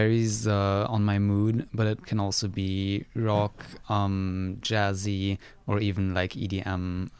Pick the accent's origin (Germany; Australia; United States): Germany; now in Cortes Island, Canada; I'm actually an international student from Germany.